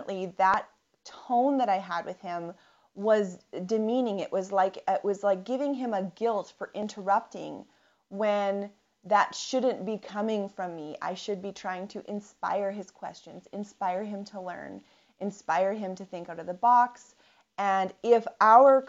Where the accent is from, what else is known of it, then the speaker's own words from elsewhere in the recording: Canadian prairies, Canada; I'm from the Canadian prairies